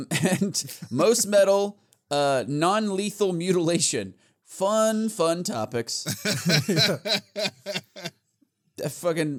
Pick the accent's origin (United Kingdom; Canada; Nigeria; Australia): Australia; says Natch Twambo because we're Australian. And it sounds Australian.